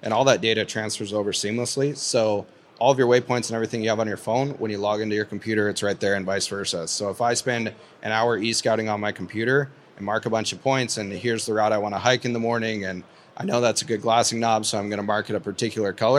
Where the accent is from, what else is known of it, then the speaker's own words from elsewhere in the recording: Eastern Montana, United States; I'm from Eastern Montana